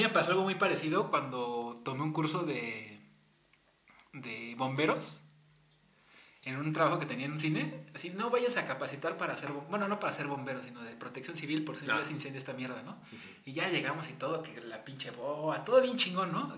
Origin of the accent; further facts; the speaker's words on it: Mexico; uno como latino y mexicano